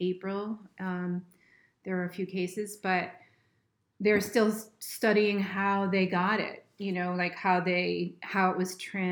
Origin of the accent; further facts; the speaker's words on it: Plymouth, Massachusetts, United States; also born or lived in Boston, Massachusetts / Hull, Massachusetts; now in Cape Cod, United States; I grew up in Plymouth